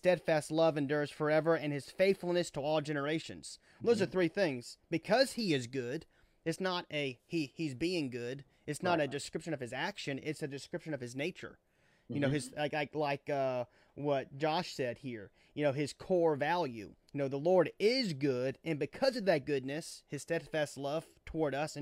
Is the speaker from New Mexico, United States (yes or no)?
no; Baton Rouge, Louisiana, United States; Doug was our minister growing up in Baton Rouge